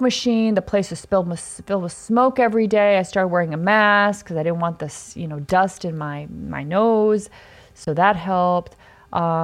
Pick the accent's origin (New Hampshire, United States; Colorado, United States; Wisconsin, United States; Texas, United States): Wisconsin, United States; Mount Horeb; moved away; I'm like, Mount Horeb